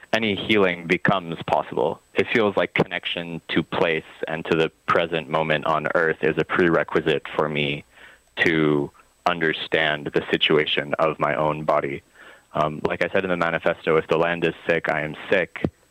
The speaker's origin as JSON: {"language": "English", "town": "Vancouver", "region": "British Columbia", "country": "Canada", "tie": "born or raised there", "also_born_or_lived": "Montreal", "moved": "as an adult", "lives_now": "Gaspé Peninsula, Canada", "said": "I was born in Vancouver. I grew up uh, there largely"}